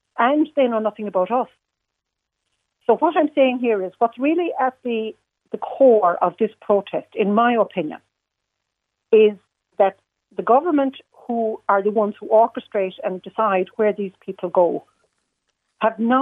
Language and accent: English; Ireland; also born or lived in Inch, County Clare; I'm an Irish person